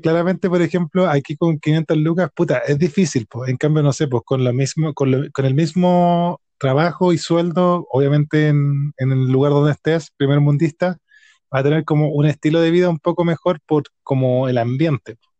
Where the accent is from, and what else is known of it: Chile